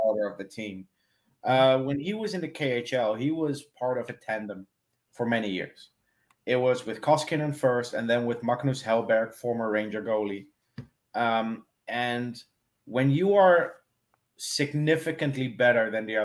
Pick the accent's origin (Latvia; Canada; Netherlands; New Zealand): Netherlands; moved away as an adult; also born or lived in South Africa / Austria; now in Ireland; Born and raised in the Netherlands, moved to South Africa when I was 22, moved to Austria when I was 29, moved to Ireland 6 months ago